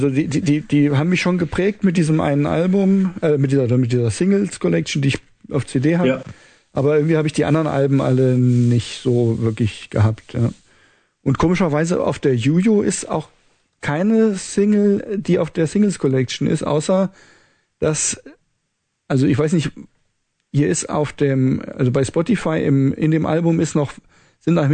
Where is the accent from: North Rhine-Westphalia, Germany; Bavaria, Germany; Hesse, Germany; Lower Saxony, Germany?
Hesse, Germany; Kassel; born or raised there